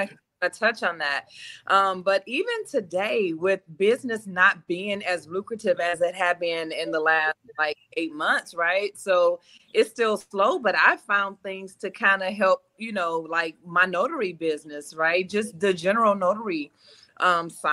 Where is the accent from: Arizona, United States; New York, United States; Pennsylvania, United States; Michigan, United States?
Michigan, United States; Detroit; now in Nashville, United States; I am from Detroit, currently live outside of Nashville, Tennessee.